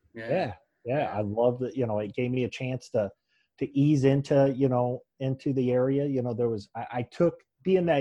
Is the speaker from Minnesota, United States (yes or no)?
no; Moline, Illinois, United States; moved away as an adult; now in Cincinnati, United States; Moline no longer is what I consider home. It might be my hometown